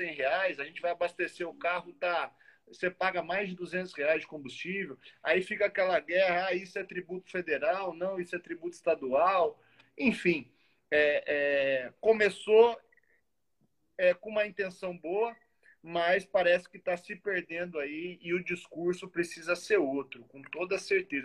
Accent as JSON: {"language": "Portuguese", "town": "Muzambinho", "region": "Minas Gerais", "country": "Brazil", "said": "Sou de uma cidade do sul de Minas, que é Muzambinho, de 25, 20 mil habitantes"}